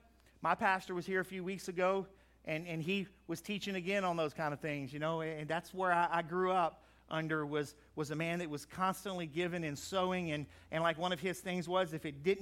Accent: Crowley, United States; I grew up in Crowley

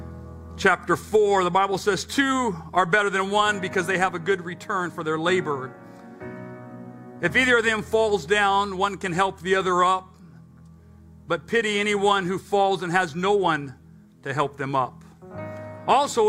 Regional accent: England, United Kingdom; accent: English; my English accent

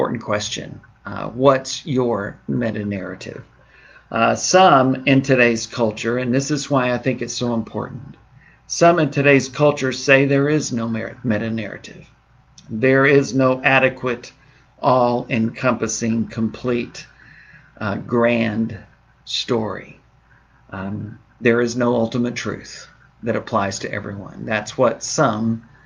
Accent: Southeast Texas, United States; moved away; I'm from Southeast Texas originally with my roots

